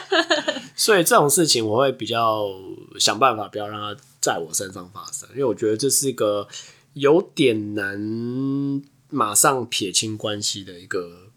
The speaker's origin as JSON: {"language": "Chinese", "country": "Taiwan", "said": "像我们台湾人还是会跟，先跟亚洲人混在一起"}